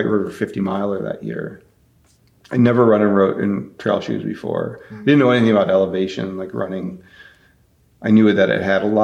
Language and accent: English; United States; being an outsider, being an American, going to South Africa